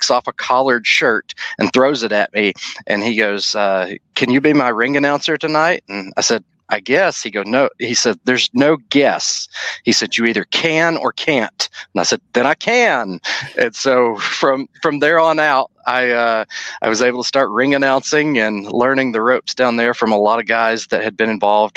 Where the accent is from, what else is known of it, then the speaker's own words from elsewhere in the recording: Middle Tennessee, United States; I grew up in Middle Tennessee going to TNA shows